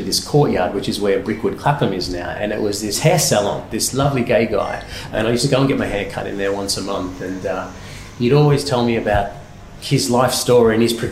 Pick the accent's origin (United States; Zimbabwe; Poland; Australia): Australia; Melbourne, Victoria; moved away as an adult; now in London, United Kingdom; I'm originally from Melbourne.